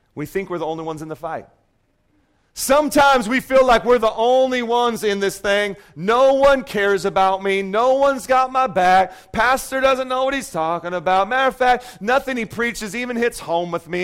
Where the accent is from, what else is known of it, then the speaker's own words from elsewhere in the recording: Seattle, Washington, United States; moved away; I grew up in Seattle, so they're still the Supersonics to me